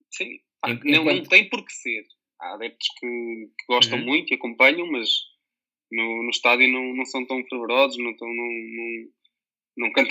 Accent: Figueira da Foz, Centro, Portugal; Comecei no AD Buarques, que é o clube aqui da, da minha terra.

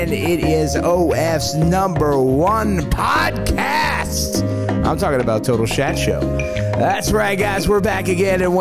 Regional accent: the South, United States; now in Las Vegas, United States; growing up in the South

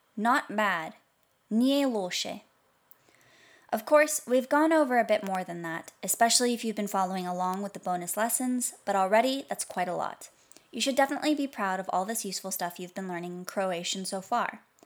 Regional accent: United States; American, since that's where I'm from

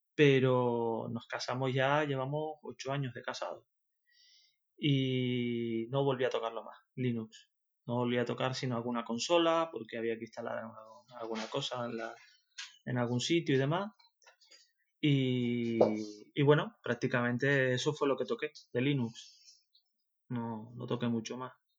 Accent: Tenerife, Canary Islands, Spain; accent: Canarian; moved away as an adult; now in Zaragoza, Spain; Soy de Tenerife, soy canario. No sé si lo notaréis en el acento.

